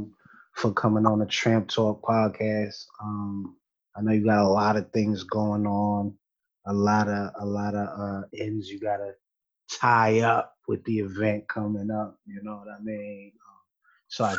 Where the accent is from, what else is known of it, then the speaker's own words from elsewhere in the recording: United States; I was the first dude in the family born in America